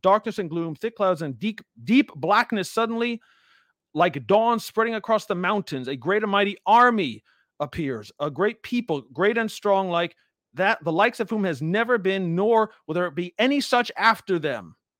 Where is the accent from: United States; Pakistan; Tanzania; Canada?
United States; I'm an American. I live, obviously, in America, um, my whole life